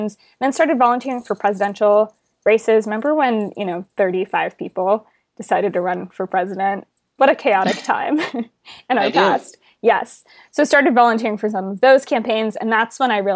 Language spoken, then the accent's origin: English; Houston, Texas, United States; I grew up in Houston, Texas